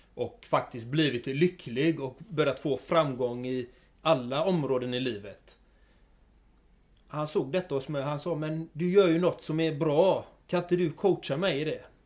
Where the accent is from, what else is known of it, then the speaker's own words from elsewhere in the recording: Gothenburg, Västra Götaland, Sweden; jag är född och uppvuxen i Göteborg. Eh, bott här i stort sett hela mitt liv